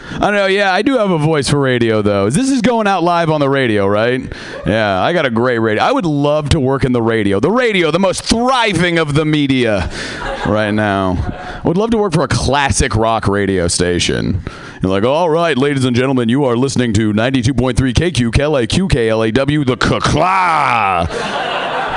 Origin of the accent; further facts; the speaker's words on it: Seattle, Washington, United States; I am from Seattle